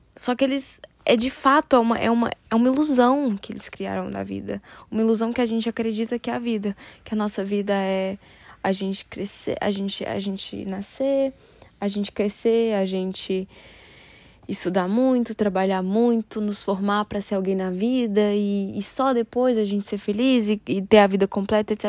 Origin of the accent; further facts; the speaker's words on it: Brasília, Federal District, Brazil; moved away; eu nasci e fui criada em Brasília